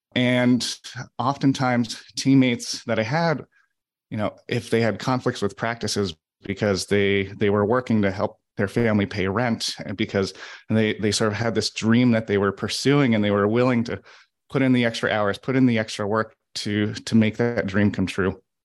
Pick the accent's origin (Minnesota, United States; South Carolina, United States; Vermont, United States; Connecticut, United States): Vermont, United States; Burlington; I grew up in Burlington